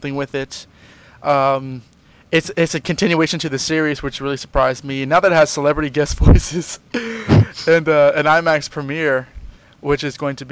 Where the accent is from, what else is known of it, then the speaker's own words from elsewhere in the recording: United States; I'm American